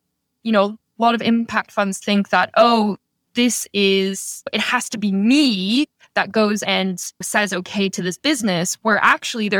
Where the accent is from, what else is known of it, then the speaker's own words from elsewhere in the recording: Toronto, Ontario, Canada; moved away as an adult; also born or lived in Rwanda; I grew up in the suburbs of Toronto